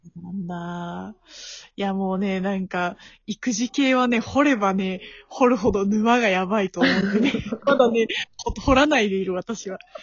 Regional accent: Tokushima, Japan; moved away as an adult; now in Tokyo, Japan; 徳島で生まれた

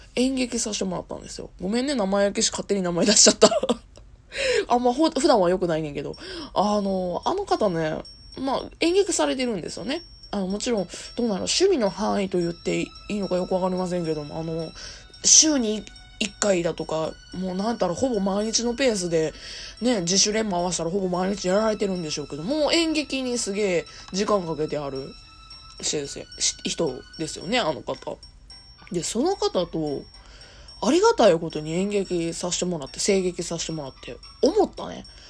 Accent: Kansai, Japan; accent: Kansai-ben; ちゃきちゃき関西弁の、まあ、アラサー OL

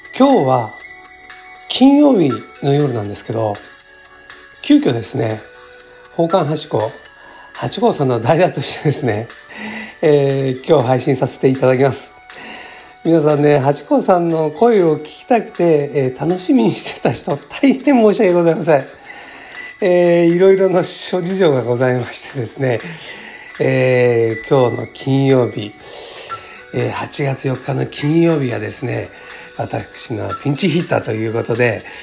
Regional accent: Tokyo, Japan; 生まれが羽田育ちも羽田なんで

